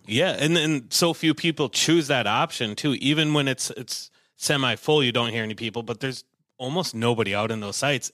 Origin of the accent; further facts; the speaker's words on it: Willmar, Minnesota, United States; I'm from Wilmer, a little, little ways away